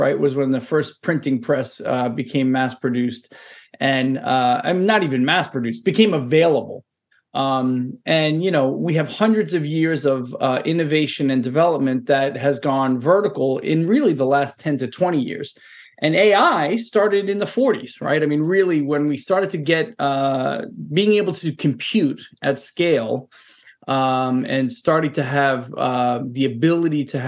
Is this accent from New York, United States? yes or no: yes; New York City, New York, United States; moved away as an adult; also born or lived in San Francisco Bay Area / London; now in Boston, United States; I'm a Brooklyn kid. I'm born and raised in New York